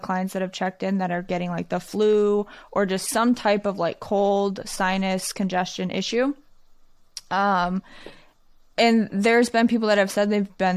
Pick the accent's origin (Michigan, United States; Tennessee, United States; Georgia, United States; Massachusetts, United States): Michigan, United States; I'm from Michigan